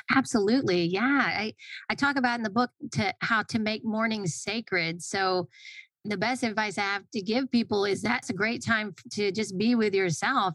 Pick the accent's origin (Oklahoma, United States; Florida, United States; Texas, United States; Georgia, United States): Georgia, United States; Atlanta; I grew up in Atlanta